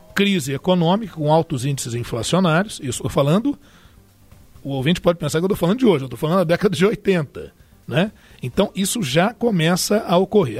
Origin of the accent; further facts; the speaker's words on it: Brazil; Nós que somos brasileiros